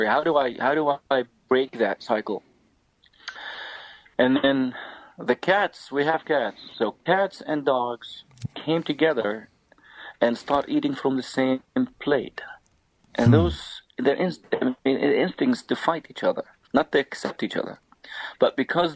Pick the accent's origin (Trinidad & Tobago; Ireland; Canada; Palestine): Palestine; Taybeh, West Bank; moved away; also born or lived in United States; the town where I'm from, where we're staying, called Taipei.